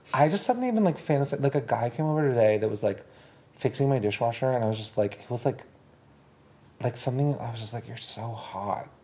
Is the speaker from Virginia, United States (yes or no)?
no; Boston, Massachusetts, United States; I'm from Boston